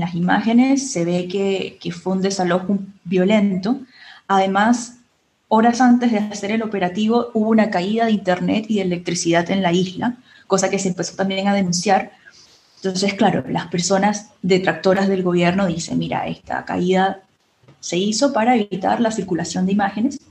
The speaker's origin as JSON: {"language": "Spanish", "country": "Venezuela", "said": "Felipe y yo, eh, por supuesto, somos del Caribe, somos venezolanos"}